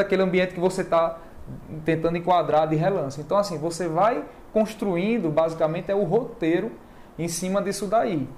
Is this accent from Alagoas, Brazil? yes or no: yes; Maceió, Alagoas, Brazil; also born or lived in Pernambuco / Bahia; now in Fortaleza, Brazil; Eu sou alagoano, nasci em Maceió. E depois morei em Pernambuco, morei na Bahia. Aí tô aqui agora.